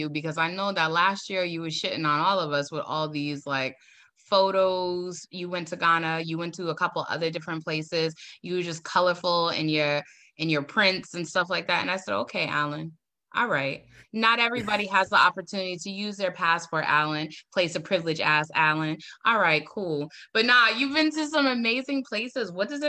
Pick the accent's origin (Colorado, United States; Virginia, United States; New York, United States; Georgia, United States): New York, United States; Bronx; Did I say that right? I'm from the Bronx. Don't play with me.